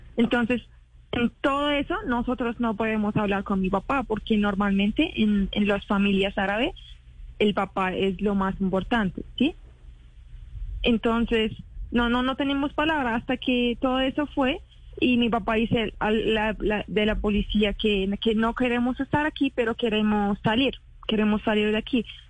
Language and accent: Spanish; Iraq; Spanish is a second language; also born or lived in Kuala Lumpur, Malaysia; now in Colombia; nosotros salimos de Irak así como 10 años